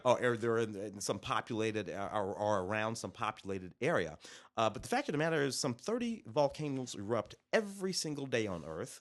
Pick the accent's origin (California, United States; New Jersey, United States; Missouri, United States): Missouri, United States; St. Louis; I'm from Saint Louis